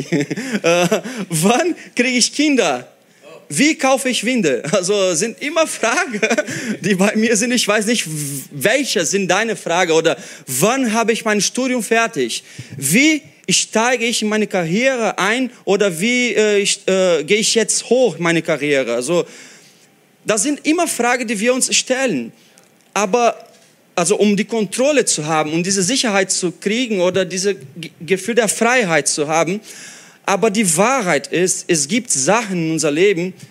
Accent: Brazil; German is a second language; Oder wie ich als Brasilianer werde ich das Jahr 2014 Halbfinale Fußball Brasilien gegen Deutschland 7-1 vergessen.

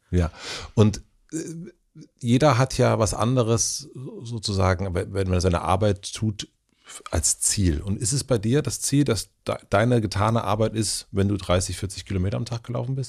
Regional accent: Germany; wir sind ja beide Deutsche

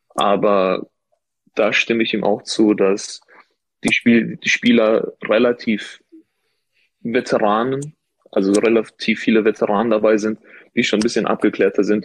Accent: Ruhr area, North Rhine-Westphalia, Germany; ich bin ja kein gebürtiger äh, Rheinländer. Ich bin ja aus dem Ruhrgebiet

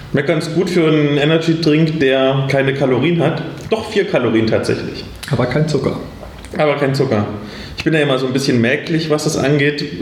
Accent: Würzburg, Bavaria, Germany; ich komme aus Würzburg, bin Organisator

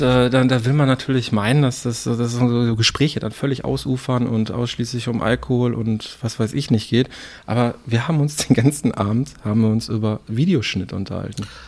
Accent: Herten, North Rhine-Westphalia, Germany; Ja, ich komme ja aus Herten

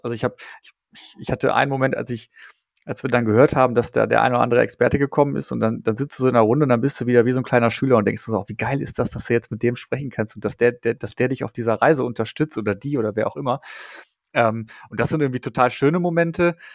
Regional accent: Dortmund, North Rhine-Westphalia, Germany; ich komme ja aus Dortmund

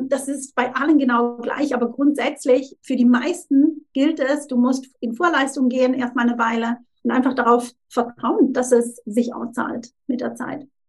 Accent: Thurgau, Switzerland; moved away as an adult; also born or lived in Zurich; now in Tunbridge Wells, United Kingdom; ursprünglich, wie, wie gesagt, aus der Schweiz und ähm, aus dem Thurgau. Das ist an der Grenze zu Deutschland, da bin ich aufgewachsen

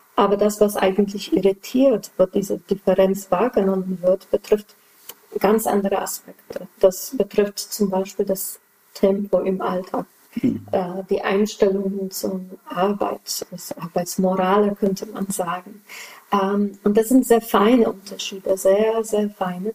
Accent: Poland; German is a second language; moved away as an adult; now in Germany; ich bin in den 80er in Polen zur Schule gegangen.

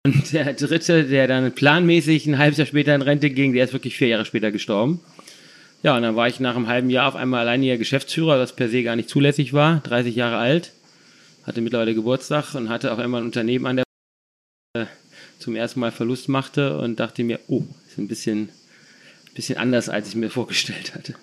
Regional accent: Düsseldorf, North Rhine-Westphalia, Germany; ich bin ja Düsseldorfer

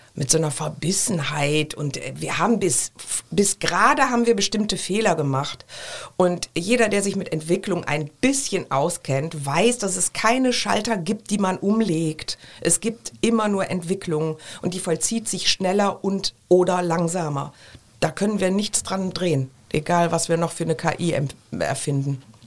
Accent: Düsseldorf, North Rhine-Westphalia, Germany; now in Cologne, Germany; Ich bin ja Düsseldorferin in Köln lebend, also karnevalsgeprägt

